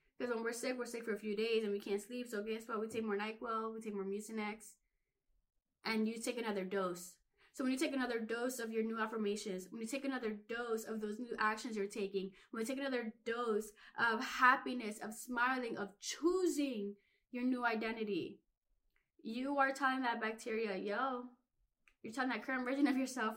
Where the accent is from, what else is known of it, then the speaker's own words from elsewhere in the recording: Philadelphia, Pennsylvania, United States; I grew up in Philly